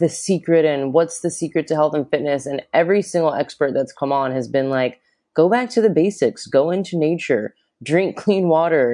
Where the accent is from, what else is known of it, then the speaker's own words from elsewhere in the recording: Florida, United States; now in Australia; I'm from Florida. So I grew up in the States as well.